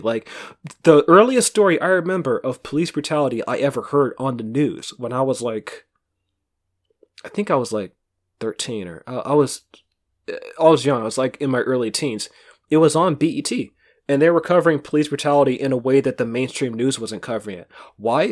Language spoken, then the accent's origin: English; Bay Area, California, United States; growing up in the Bay Area, like, twenty years ago